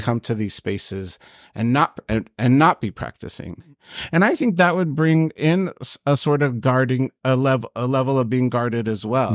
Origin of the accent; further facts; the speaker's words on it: Long Beach, California, United States; I was born here in Long Beach. My parents did immigrate from Egypt here